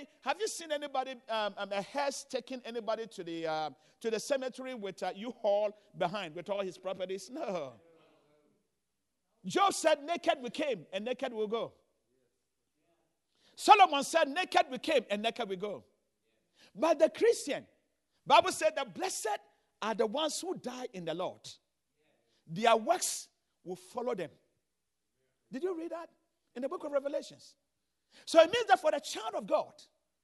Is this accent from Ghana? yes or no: yes; Ghana; moved away as an adult; also born or lived in Chicago; now in United States; I came from Ghana.